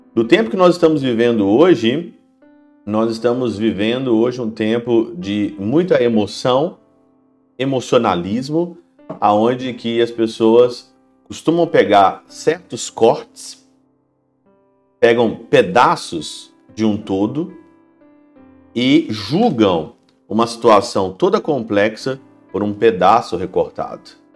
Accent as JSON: {"language": "Portuguese", "country": "Brazil", "moved": "as an adult", "lives_now": "Germany", "said": "Eu como brasileiro, mesmo não morando no Brasil, morando na Alemanha"}